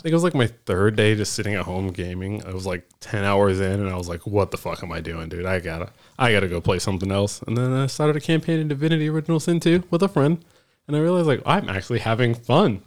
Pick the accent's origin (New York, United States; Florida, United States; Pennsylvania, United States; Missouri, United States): Florida, United States; moved away; also born or lived in Washington / California / Texas; I'm from Florida